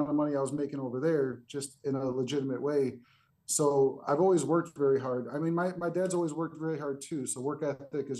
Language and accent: English; Chicago, Illinois, United States; I grew up in a little bit of a rough neighborhood in Chicago